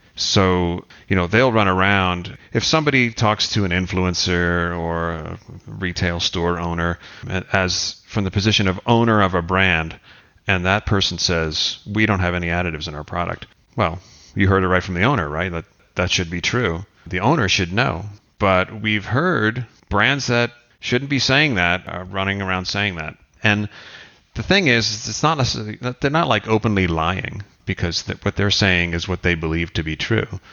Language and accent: English; United States; we come from the States